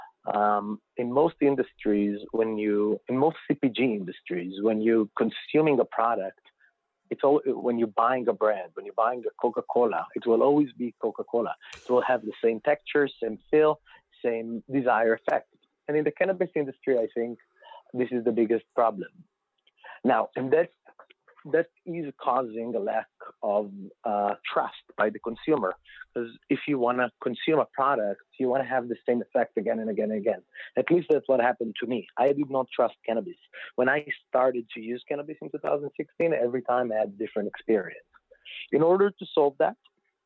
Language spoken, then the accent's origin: English; Israel; moved away as an adult; now in United States; I was born and raised in Israel, grew up there